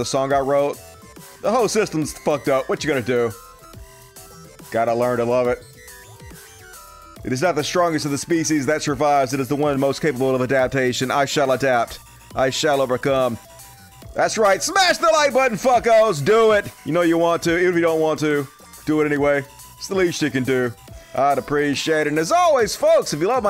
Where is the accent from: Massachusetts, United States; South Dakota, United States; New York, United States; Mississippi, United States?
Mississippi, United States; I grew up in Mississippi